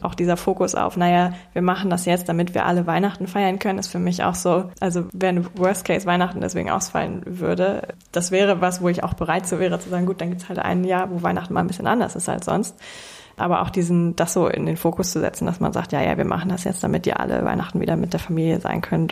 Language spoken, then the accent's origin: German; Hamburg, Germany; ich bin 28 Jahre alt, gebürtige Hamburgerin